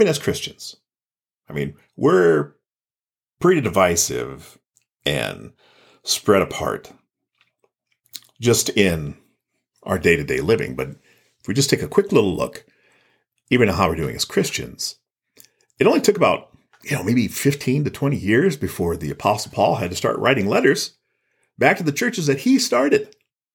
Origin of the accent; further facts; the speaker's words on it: Gayville, South Dakota, United States; I grew up in the small town of Gayville, South Dakota.